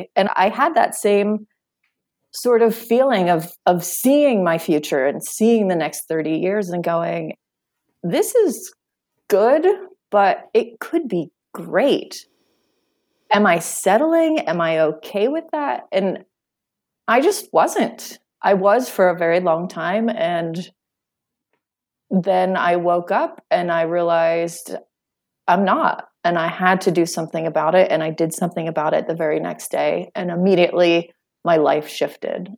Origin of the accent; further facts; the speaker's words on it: Western Pennsylvania, United States; moved away; I grew up in uh, Western Pennsylvania in a small town